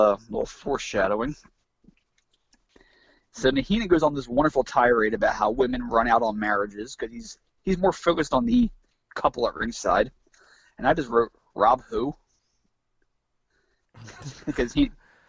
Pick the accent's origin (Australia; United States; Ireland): United States; New Jersey; New Jersey, my home state